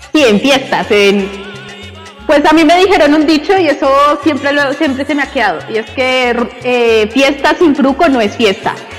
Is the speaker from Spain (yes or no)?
no; Colombia